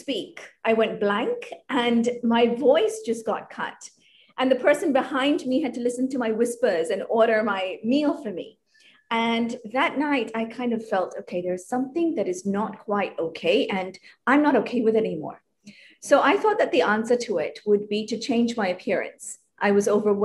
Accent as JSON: {"language": "English", "country": "Hong Kong", "tie": "born or raised there", "said": "So I grew up in Hong Kong. I am ethnically Indian"}